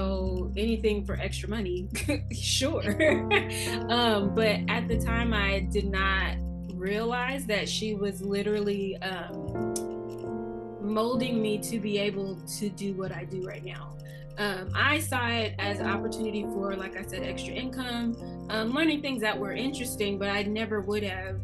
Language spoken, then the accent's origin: English; Arkansas, United States; moved away as an adult; I'm not from here. I am from Arkansas. I was about to say born and raised, but that ain't true. Raised for sure, though.